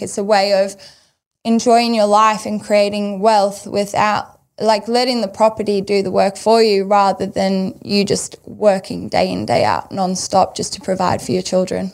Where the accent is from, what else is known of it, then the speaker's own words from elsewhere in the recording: South Africa; moved away; growing up in South Africa